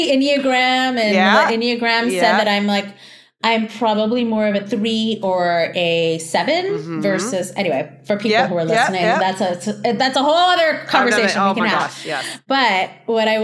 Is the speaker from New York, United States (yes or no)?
yes; New York City, New York, United States; also born or lived in Long Island; I grew up in Jackson Heights I took the subway to high school, the subway to junior high school